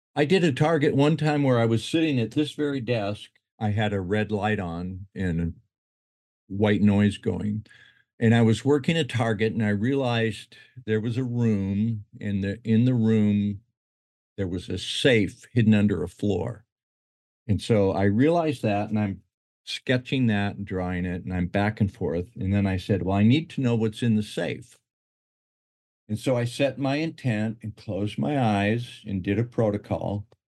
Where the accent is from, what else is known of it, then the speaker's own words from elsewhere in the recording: Utah, United States; moved away as an adult; also born or lived in Detroit, Michigan; now in Hawaii, United States; I was born in Detroit, moved there to Utah when I was ten, grew up and went to school in Utah